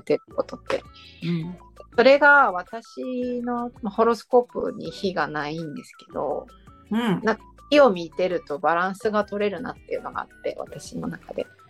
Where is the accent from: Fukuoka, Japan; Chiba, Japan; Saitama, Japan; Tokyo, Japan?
Saitama, Japan; Fukaya; moved away as an adult; now in Shiga, Japan; 私の地元の埼玉深谷市